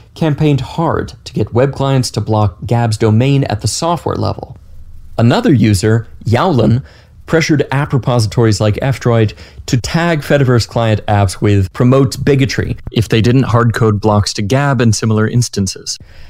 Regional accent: Canada; I'm Canadian, I'm not really a very vocal person, I don't like confrontation

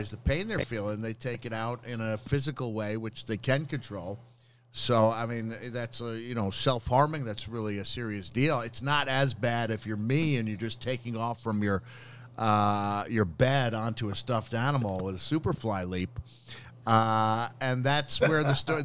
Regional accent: Bloomington, Indiana, United States; my own birthplace, Bloomington, Indiana

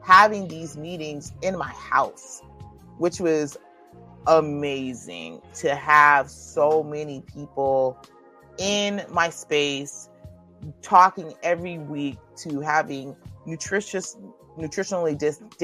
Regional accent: St. Petersburg, Florida, United States; I'm from St. Petersburg, Florida

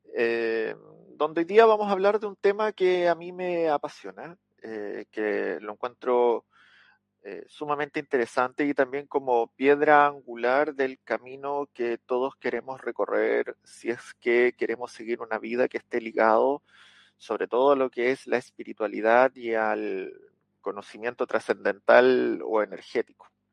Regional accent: Chile; acá en Chile, en mi país.

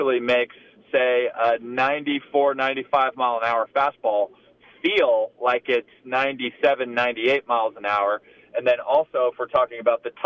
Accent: Texas, United States; growing up in Texas

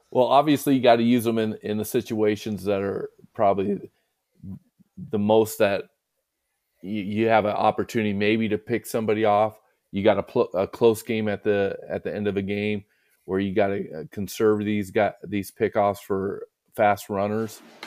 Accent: Southern California, United States; growing up in Southern California

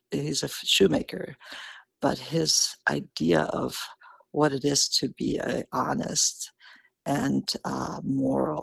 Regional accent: Karlovy Vary, Karlovy Vary Region, Czechia; moved away; Karlovy Vary, my hometown

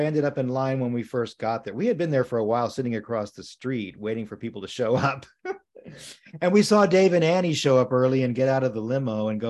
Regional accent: Southern US, United States; now in California, United States; And from where I came from, the Deep South, you know, that … weren't

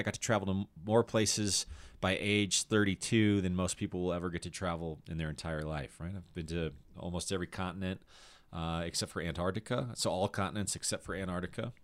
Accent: Littleton, Colorado, United States; moved away; also born or lived in Aurora, Colorado / Chicago; I was born in uh, Aurora, Colorado, and I grew up in Littleton

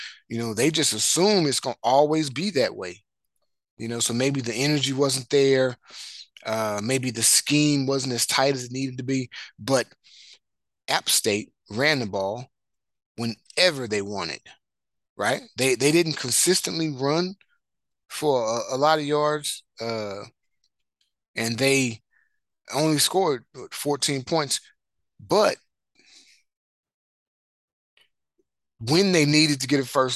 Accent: Marshall, Texas, United States; I'm from Marshall, Texas

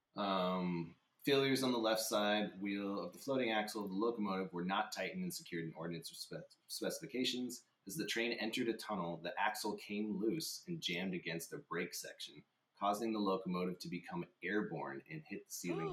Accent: Albuquerque, New Mexico, United States; Albuquerque, New Mexico, that's my hometown

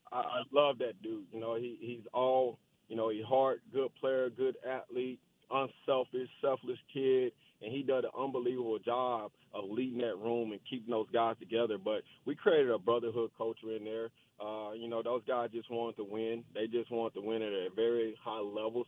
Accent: Dallas, Texas, United States; I'm from Dallas. I'm from South Oak Cliff, born and raised

